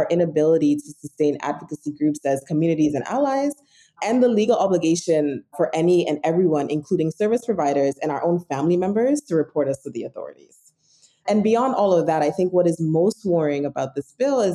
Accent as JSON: {"language": "English", "country": "Ghana", "said": "as a Ghanaian, as somebody who lives in this country"}